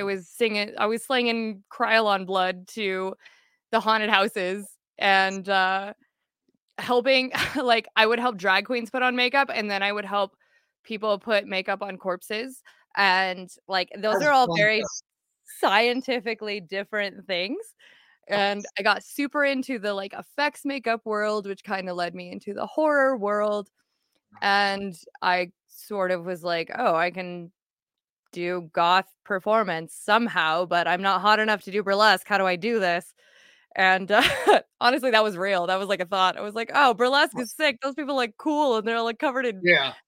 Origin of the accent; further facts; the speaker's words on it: Falcon, Colorado, United States; the sole goth metal kid in the middle of bumfuck nowhere, Falcon, Colorado.